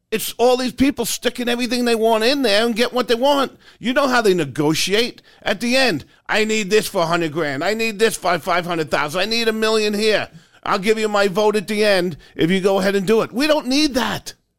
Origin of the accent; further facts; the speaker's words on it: New York, United States; Growing up in New York